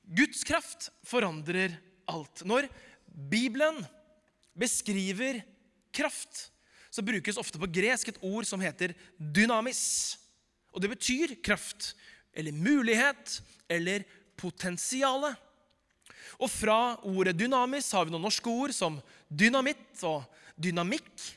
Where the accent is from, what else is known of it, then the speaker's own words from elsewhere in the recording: Oslo, Norway; Da jeg vokste opp i Groruddalen på 90-tallet